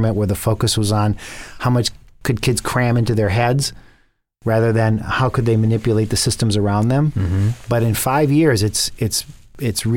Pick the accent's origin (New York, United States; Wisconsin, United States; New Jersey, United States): Wisconsin, United States; I grew up in Wisconsin